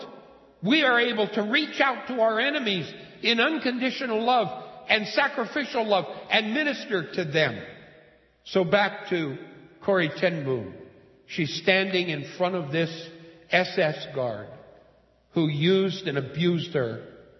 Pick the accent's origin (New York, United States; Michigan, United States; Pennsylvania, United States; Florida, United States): Pennsylvania, United States; moved away as an adult; my home state, Pennsylvania